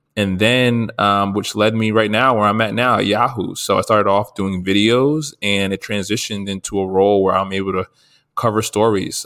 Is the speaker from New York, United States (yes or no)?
no; New Jersey, United States; I'm from New Jersey